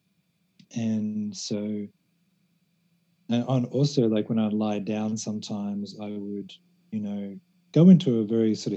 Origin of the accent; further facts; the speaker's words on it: Australia; moved away as an adult; now in Thailand; when I was growing up in Australia, I was about 16, 17